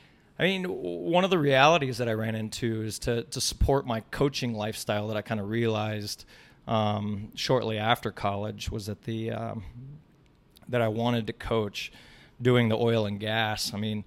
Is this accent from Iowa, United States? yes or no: yes; Ames, Iowa, United States; So I actually graduated from Ames High. I grew up in Ames, Iowa, and I was a member of ACAC all the way up through my youth